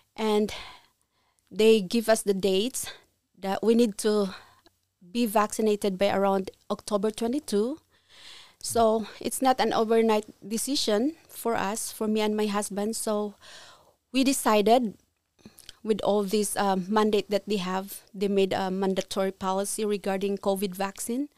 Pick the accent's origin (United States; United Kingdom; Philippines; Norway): Philippines; moved away as an adult; now in Ontario, Canada; I was born in Philippines